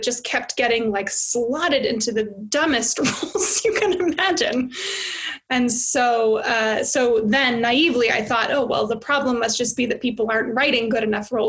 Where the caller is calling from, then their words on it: United States; as I'm calling in from America where everything is melting down